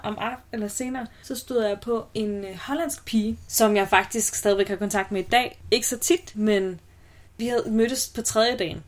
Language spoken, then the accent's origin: Danish; Aalborg, North Denmark Region, Denmark; jeg er fra Aalborg